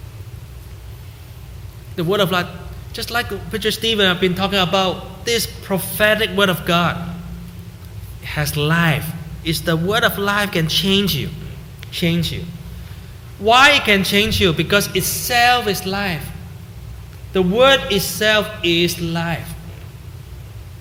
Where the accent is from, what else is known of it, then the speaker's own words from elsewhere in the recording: Hong Kong; moved away as an adult; also born or lived in Canada; now in Vancouver, Canada; every time I go there, I call my old classmates in high school